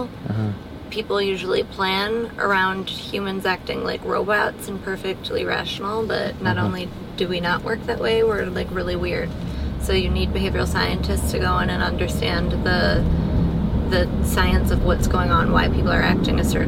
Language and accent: English; Chicago, Illinois, United States; I'm from Chicago